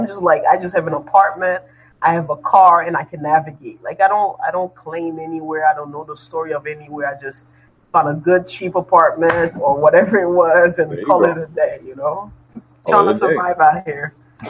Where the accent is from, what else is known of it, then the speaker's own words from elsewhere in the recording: New Jersey, United States; now in Montreal, Canada; My brother was raised here while I was raised in New Jersey.